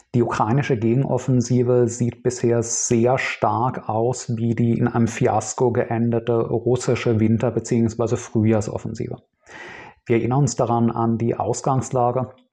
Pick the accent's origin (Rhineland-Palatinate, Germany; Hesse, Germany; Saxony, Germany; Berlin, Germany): Rhineland-Palatinate, Germany; Speyer; Ich bin in Speyer aufgewachsen, einer 50.000 Einwohnerstadt in Rheinland-Pfalz